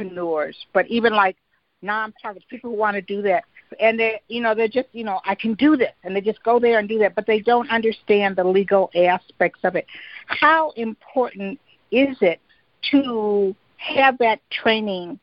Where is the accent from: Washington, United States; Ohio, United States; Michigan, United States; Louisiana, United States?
Michigan, United States; Detroit; I'm from the east side